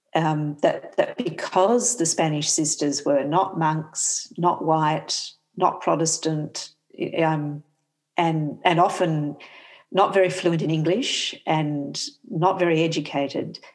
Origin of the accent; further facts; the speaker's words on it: Perth, Western Australia, Australia; I grew up in Perth, down the road from New Norcia